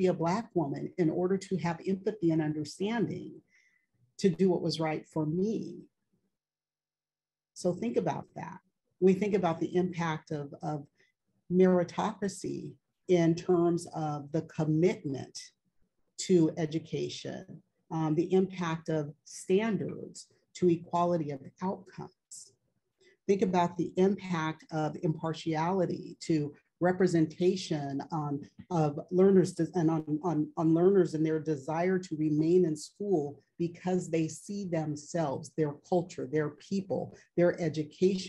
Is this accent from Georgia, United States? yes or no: no; California, United States; moved away as an adult; I don't live in California anymore